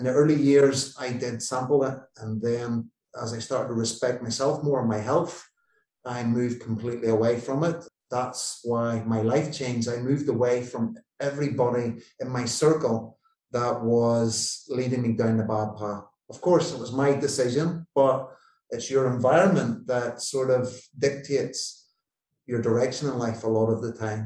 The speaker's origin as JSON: {"language": "English", "region": "Northern Ireland", "country": "United Kingdom", "tie": "born or raised there", "said": "I grew up in Northern Ireland where there was the political divide between Catholics and Protestants"}